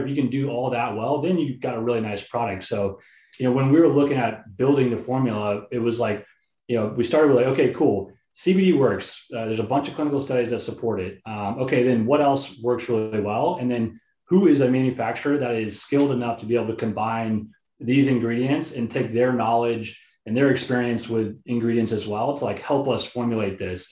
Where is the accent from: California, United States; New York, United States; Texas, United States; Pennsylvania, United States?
Texas, United States; Houston; I grew up in Houston, Texas